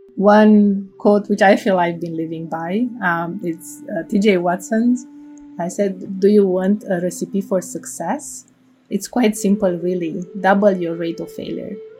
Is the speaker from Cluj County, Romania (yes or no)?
yes; Cluj-Napoca, Cluj County, Romania; English is a second language; moved away as an adult; now in United States; So I, I grew up in Cluj-Napoca